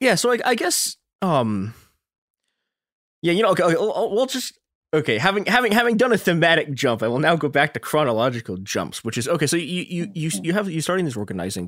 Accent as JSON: {"language": "English", "town": "Chicago", "region": "Illinois", "country": "United States", "tie": "born or raised there", "said": "my hometown, Chicago"}